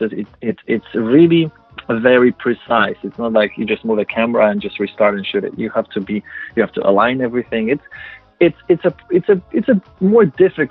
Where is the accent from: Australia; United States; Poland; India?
Poland; first language Polish; English is a second language; moved away; I'm my native language is Polish. I was born in Poland